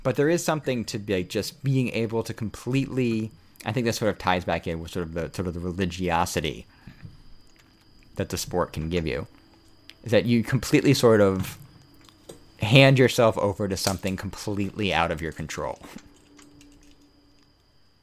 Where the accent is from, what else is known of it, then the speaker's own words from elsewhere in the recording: United States; I'm an American